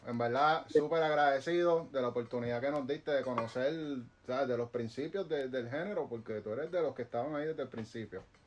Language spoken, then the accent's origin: Spanish; Guaynabo, Puerto Rico; aquí nosotros estamos en Puerto Rico, somos, de Guaynabo